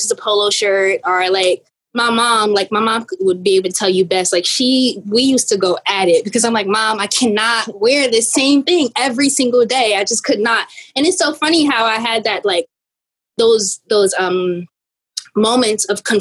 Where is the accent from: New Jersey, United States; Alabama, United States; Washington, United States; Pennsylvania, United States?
New Jersey, United States; East Orange; Um, and I'm from East Orange, New Jersey.